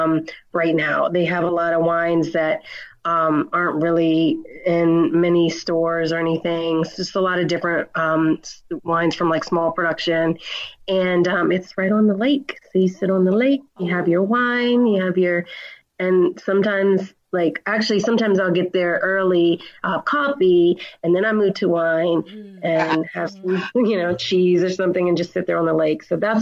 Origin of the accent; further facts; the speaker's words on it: Reston, Virginia, United States; So I'm from Reston, Virginia. I grew up in a very small town, about 30 miles outside of D.C., close to Dulles Airport. It's not such a small town anymore. It's kind of boomed.